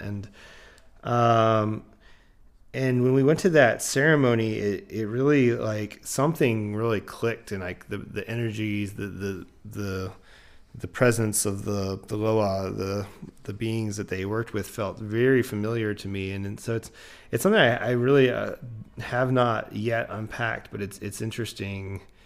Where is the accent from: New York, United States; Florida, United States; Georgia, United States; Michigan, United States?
Florida, United States; now in Asheville, United States; as somebody who grew up in Florida